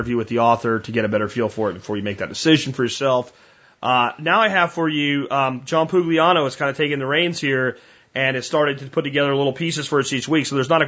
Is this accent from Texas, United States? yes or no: yes; Texas, United States; as a Texan